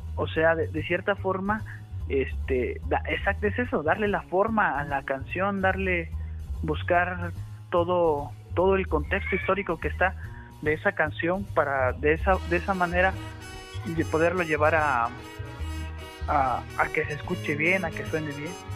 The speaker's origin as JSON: {"language": "Spanish", "region": "San Luis Potosí", "country": "Mexico", "said": "Acá nosotros también el norteño en San Luis Potosí es muy somos norteños"}